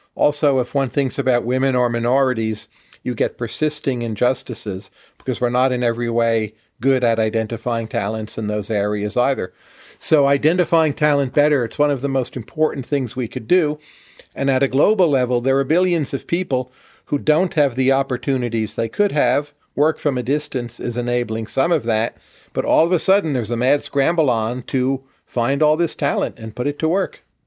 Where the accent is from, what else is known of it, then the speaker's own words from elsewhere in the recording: northern New Jersey, United States; I was born in northern New Jersey, where I grew up